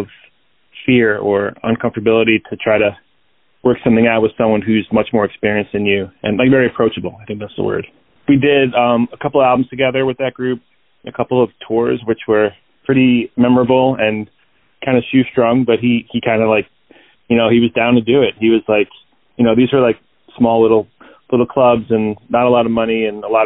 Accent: Rockville Centre, New York, United States; moved away as an adult; now in Chicago, United States; And then we moved out to Long Island when I was like five, in Rockville Center, kind of this small town, like just on the southwest part of the island. But yeah, it was a nice place to grow up for sure

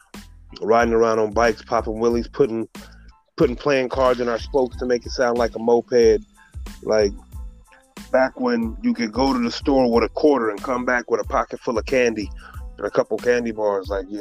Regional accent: Oxnard, California, United States; also born or lived in Chicago, Illinois / Flint, Michigan; from 1990 to now, been a resident at 805.

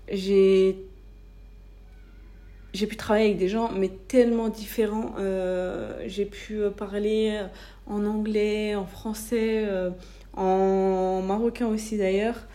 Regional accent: France; moved away as an adult; Je suis née, j'ai grandi en France, donc c'est cool, hein, mais j'avais besoin finalement de voir autre chose.

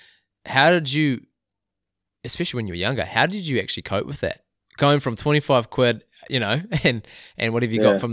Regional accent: Whangamata, Waikato, New Zealand; moved away as an adult; also born or lived in Auckland; I'm from Whangamata

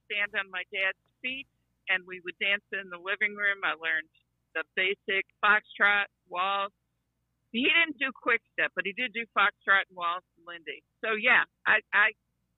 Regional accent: Chicago, Illinois, United States; I was from Chicago

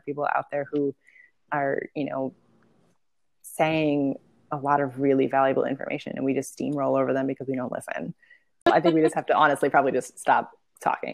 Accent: Portland, Oregon, United States; I grew up in Portland too

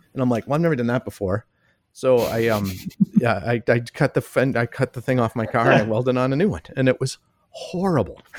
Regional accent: Boston, Massachusetts, United States; moved away as an adult; now in Minneapolis, United States; I grew up in Boston, and I came out here to Minneapolis to go to s, college

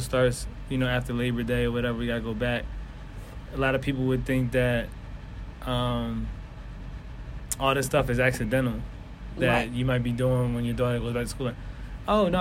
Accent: Philadelphia, Pennsylvania, United States; I'm from North Philly, so nowhere in Philly take me more than 10, 15 minutes.

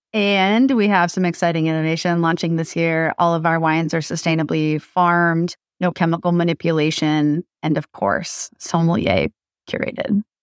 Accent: Massachusetts, United States; now in Los Angeles, United States; I grew up in Massachusetts

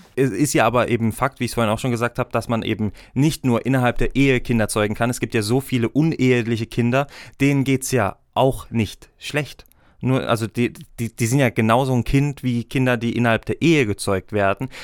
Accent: Germany; now in Switzerland; ich bin Deutscher, ich darf leider noch nicht abstimmen in der Schweiz

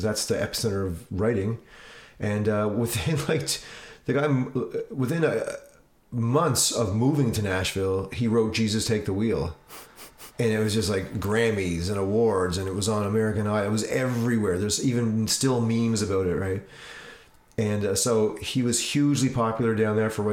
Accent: Cape Breton Island, Nova Scotia, Canada; moved away as an adult; also born or lived in Vancouver; I grew up in Cape Breton Island

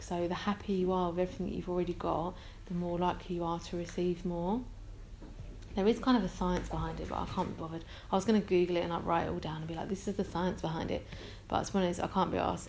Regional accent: London, United Kingdom; accent: London; I'm from London. You can probably tell that from my accent.

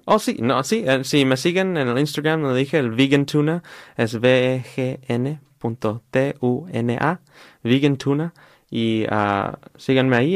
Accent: Riverside, California, United States; creciendo aquí en Riverside y en uh, California

